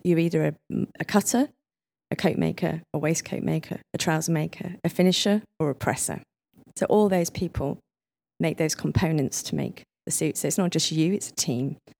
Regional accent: Leeds, Yorkshire and the Humber, United Kingdom; moved away; I came from Leeds

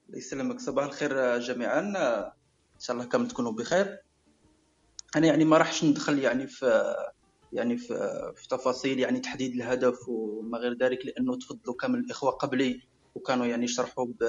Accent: Algeria; نقولوا عندنا في الجزائر

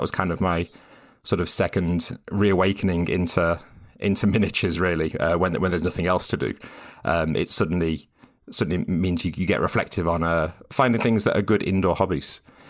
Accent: West Midlands, United Kingdom; So I grew up in Staffordshire, in a very small town in Staffordshire, sort of about an hour north of Birmingham.

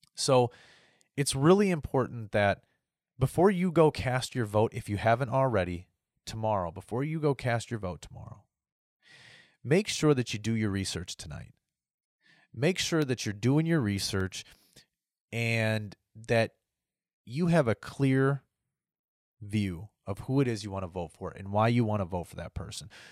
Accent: United States; my rights as an American.

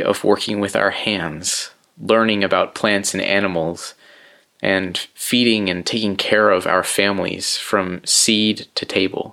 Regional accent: central coast of California, United States; I moved back to my hometown on the central coast of California

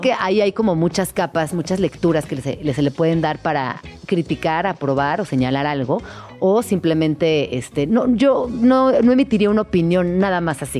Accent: Mexico City, Mexico; also born or lived in Chiapas; yo crecí en estas colonias del Arco Norte. Para mí eh, yo saben que soy de Chiapas y llego a la Ciudad de México

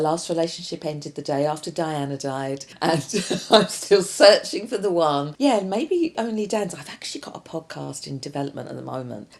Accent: London, United Kingdom; as you can tell from my accent, I'm from South London.

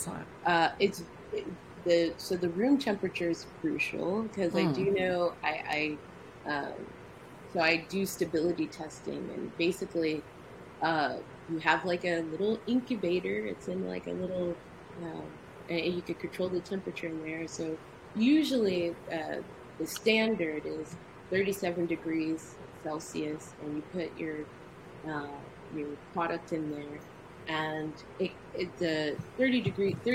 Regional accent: United States; I'm a Nigerian American. I was born here, but my parents are Nigerian

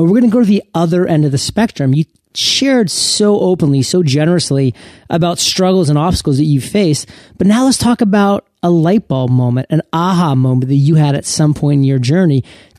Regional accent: Portland, Maine, United States; Agents of Change in my home state of Portland, Maine

